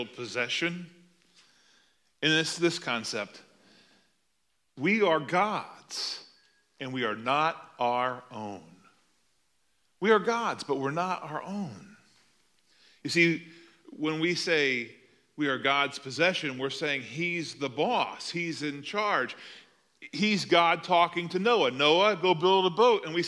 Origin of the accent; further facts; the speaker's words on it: Cincinnati, Ohio, United States; I grew up in Cincinnati, Ohio, where the Big Red Machine was winning World Series when I was a little boy